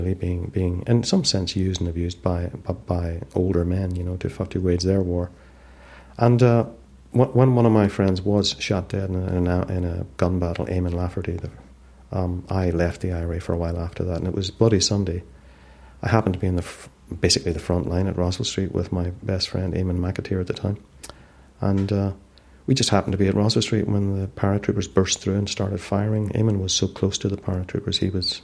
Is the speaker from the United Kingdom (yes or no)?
yes; Derry, Northern Ireland, United Kingdom; growing up in Derry